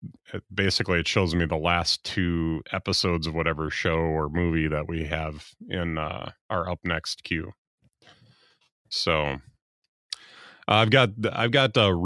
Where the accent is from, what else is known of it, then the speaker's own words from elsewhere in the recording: United States; it doesn't look right to me as an American to have a U in there.